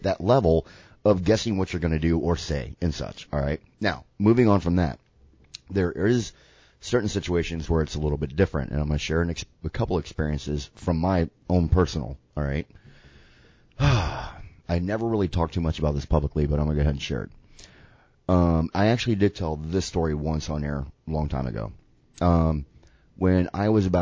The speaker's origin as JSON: {"language": "English", "region": "the South", "country": "United States", "said": "we are white and from the South"}